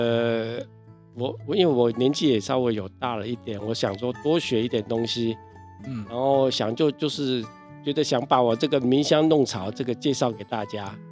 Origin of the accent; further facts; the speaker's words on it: Taiwan; 然后我是一个台湾人，但是他竟然选我当班长